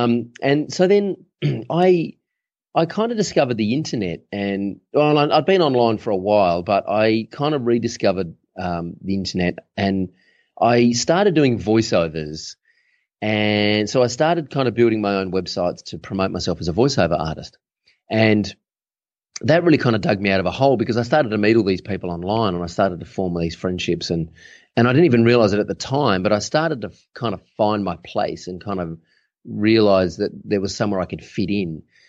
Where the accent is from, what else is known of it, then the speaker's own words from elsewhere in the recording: Adelaide, South Australia, Australia; I hail originally from Adelaide in South Australia, which is the driest city in the driest continent on the planet.